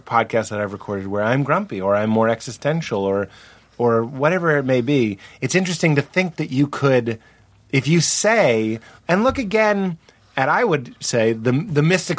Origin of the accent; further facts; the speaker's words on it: Brooklyn, New York, United States; I am a New Yorker from Brooklyn, and I'm a Rangers fan